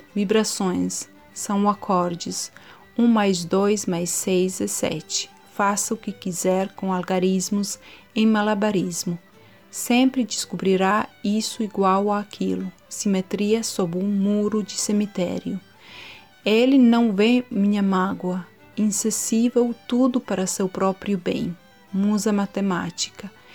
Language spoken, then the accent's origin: Portuguese; Montenegro; sou de Montenegro